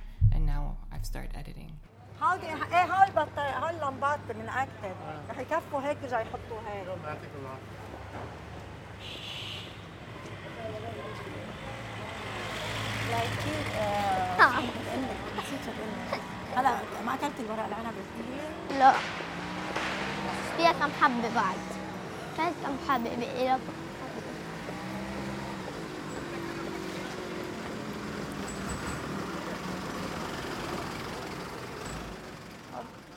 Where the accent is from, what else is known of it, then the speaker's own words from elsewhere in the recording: Beirut, Beirut Governorate, Lebanon; moved away as an adult; now in Montreal, Canada; I was born and raised in Lebanon